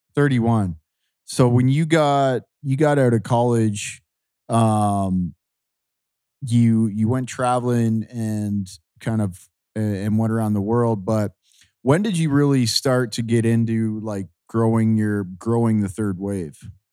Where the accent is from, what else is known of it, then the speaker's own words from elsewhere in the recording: Ontario, Canada; I grew up near the Great Lakes. I grew up in Ontario